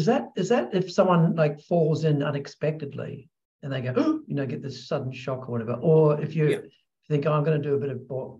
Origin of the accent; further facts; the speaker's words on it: Australia; moved away; I'm from Australia originally